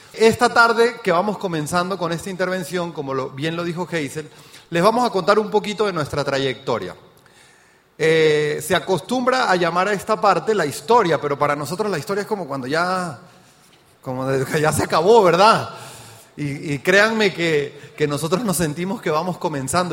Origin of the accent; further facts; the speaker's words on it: Mérida, Venezuela; accent: Venezuelan; moved away as an adult; also born or lived in Caracas, Venezuela / Trinidad and Tobago; now in Mexico; ya escuchó mi acento, soy venezolano de nacimiento, porque ya soy mexicano también, ¿no? Y nací en Mérida, Venezuela, me fui a Caracas a trabajar